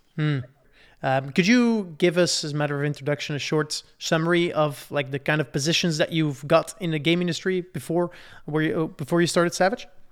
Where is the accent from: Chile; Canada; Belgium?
Belgium; I'm from Belgium